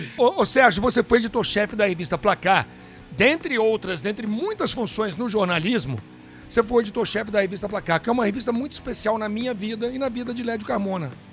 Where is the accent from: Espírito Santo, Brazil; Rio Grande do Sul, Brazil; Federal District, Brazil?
Federal District, Brazil; Brasília; eu cresci em Brasília